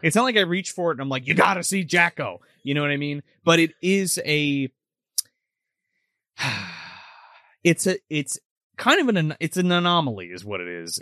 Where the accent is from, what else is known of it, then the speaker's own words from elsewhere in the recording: New Jersey, United States; we're from New Jersey